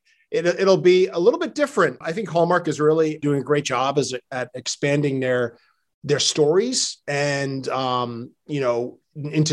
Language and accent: English; Norwich, Connecticut, United States; I am a New Englander. I am from Connecticut.